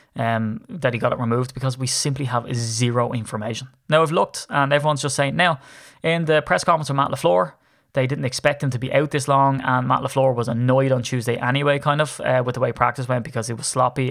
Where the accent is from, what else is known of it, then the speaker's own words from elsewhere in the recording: Ireland; I'm Irish